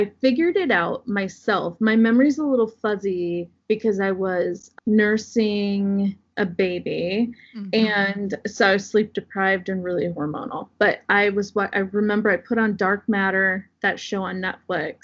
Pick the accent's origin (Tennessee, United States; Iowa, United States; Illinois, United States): Iowa, United States; Southwest; I grew up in Southwest Iowa